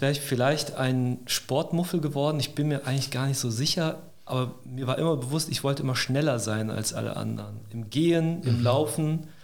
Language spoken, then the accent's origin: German; Neuss, North Rhine-Westphalia, Germany; moved away as an adult; also born or lived in Cologne; now in Stuttgart, Germany; ich bin gebürtiger Rheinländer. Ich komme aus Neuss